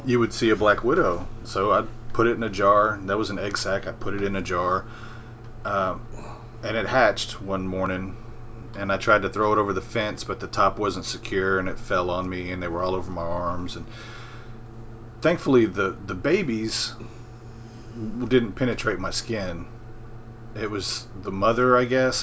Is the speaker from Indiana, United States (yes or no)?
no; Memphis, Tennessee, United States; moved away as an adult; now in North Mississippi, United States; I grew up in Memphis